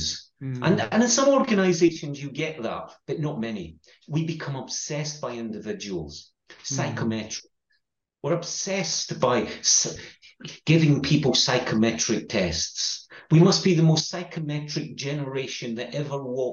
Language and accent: English; Scotland, United Kingdom; accent: Scottish; my Scottish accent